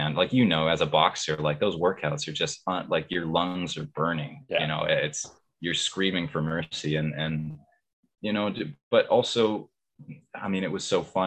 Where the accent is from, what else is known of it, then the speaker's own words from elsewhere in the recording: Canada; also born or lived in Vancouver; I'm from the West Coast